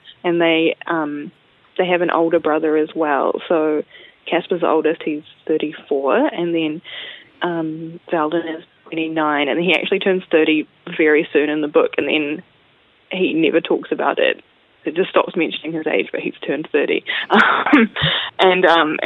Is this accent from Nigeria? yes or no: no; Auckland, New Zealand; also born or lived in Wellington; I'm from Auckland, and I've lived there most of my life